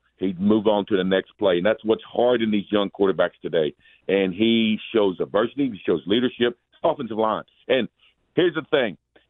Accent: Washington, District of Columbia, United States; I am from D.C.

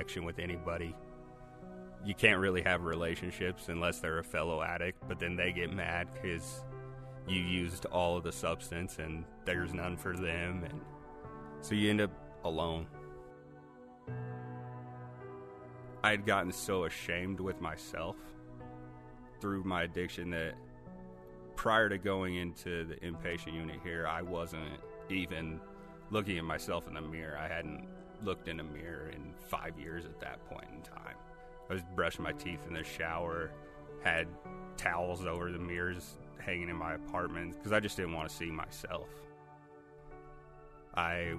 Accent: Wyoming, United States; Growing up in Wyoming

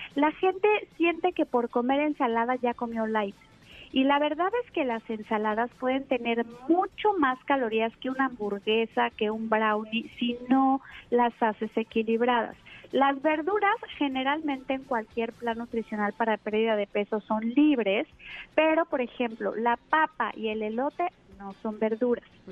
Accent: Mexico; Aquí en México, que estamos desde luego más influenciados pues por la alimentación rápida y, y de Estados Unidos, tenemos acostumbrados a nuestro paladar

